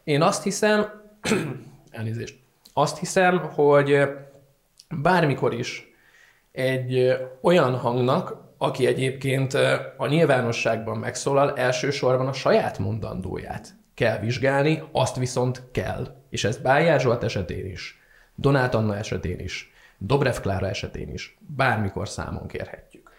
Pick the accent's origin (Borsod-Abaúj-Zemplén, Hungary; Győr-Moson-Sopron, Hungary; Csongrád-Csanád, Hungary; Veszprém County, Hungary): Csongrád-Csanád, Hungary; Szeged; moved away as an adult; now in Budapest, Hungary; mint szegedi